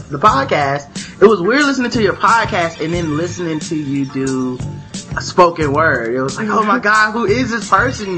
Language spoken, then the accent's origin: English; the South, United States; accent: southern; my southern accent